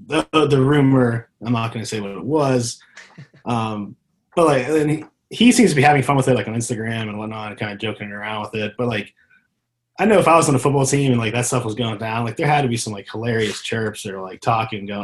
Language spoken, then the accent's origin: English; Pittsburgh, Pennsylvania, United States; I'm a Steeler fan, born and raised in Pittsburgh